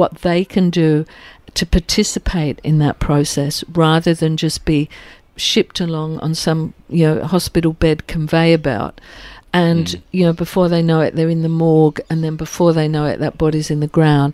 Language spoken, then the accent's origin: English; England, United Kingdom; now in Australia; I grew up in England